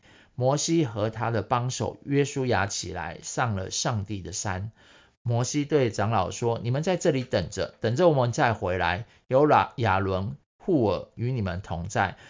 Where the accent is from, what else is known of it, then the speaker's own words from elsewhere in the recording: Taiwan; 我， 台湾人